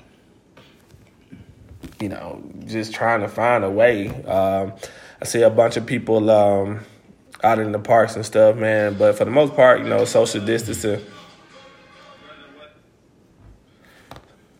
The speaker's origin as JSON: {"language": "English", "town": "Greenville", "region": "Alabama", "country": "United States", "tie": "born or raised there", "moved": "yes", "said": "my hometown of Greenville"}